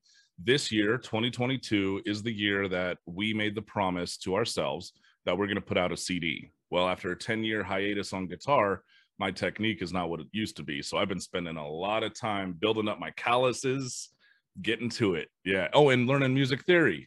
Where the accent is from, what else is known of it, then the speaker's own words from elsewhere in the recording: Las Vegas, Nevada, United States; I'm from Las Vegas. Been here for 27, 28 years now, closing in on.